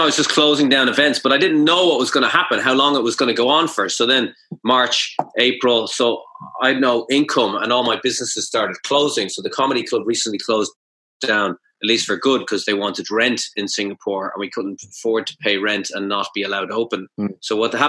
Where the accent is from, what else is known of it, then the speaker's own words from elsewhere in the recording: Ireland; moved away as an adult; now in Japan; we have a famous hero called Cú Chulainn that we learned about